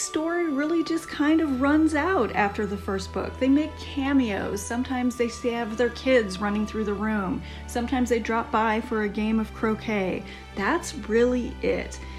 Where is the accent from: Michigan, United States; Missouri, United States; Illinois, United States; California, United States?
California, United States; Southern; I'm actually from Southern California